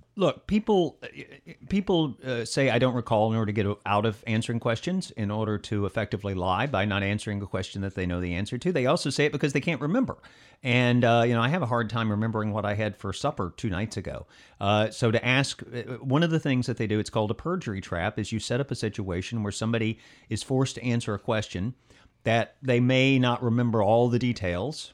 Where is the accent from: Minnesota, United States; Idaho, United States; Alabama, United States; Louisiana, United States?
Alabama, United States; That's, of course, my home state